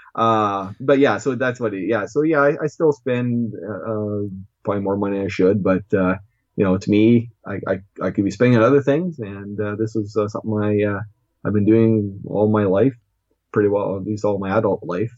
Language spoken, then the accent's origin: English; Canada; also born or lived in Regina, Saskatchewan / Moose Jaw, Saskatchewan; I'm Canadian.